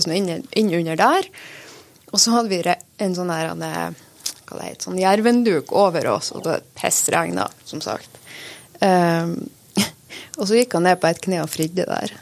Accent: Saltdalen, Nordland, Norway; det er jo der jeg vokste opp

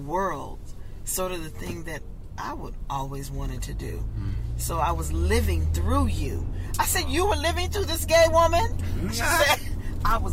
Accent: Compton, California, United States; I grew up in Compton

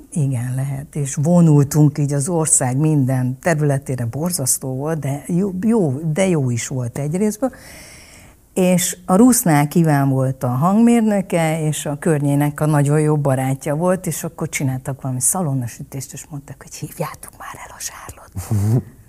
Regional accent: Hungary; also born or lived in Vietnam / Munich, Germany / Vienna, Austria; Ez csak Magyarországhoz köt

